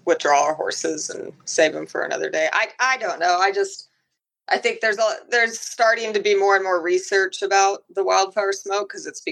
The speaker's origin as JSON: {"language": "English", "town": "Seattle", "region": "Washington", "country": "United States", "moved": "yes", "said": "I'm from Seattle, so it's kind of a similar climate to England"}